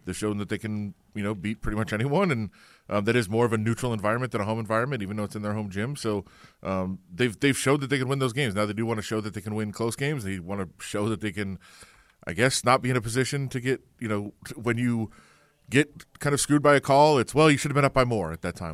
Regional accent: Ann Arbor, Michigan, United States; I'm, I'm from Ann Arbor. I'm a Michigan fan.

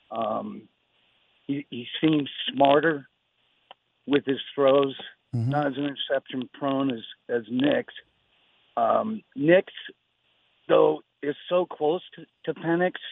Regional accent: the Bay Area, California, United States; moved away; also born or lived in Los Angeles; I grew up in the Bay, moved to uh, to uh, L.A.

